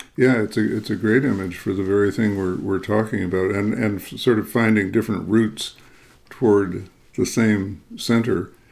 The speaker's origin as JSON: {"language": "English", "town": "Chicago", "region": "Illinois", "country": "United States", "tie": "born or raised there", "also_born_or_lived": "upper Midwest", "said": "I grew up in the Chicago area, so I'm very accustomed to hard winters"}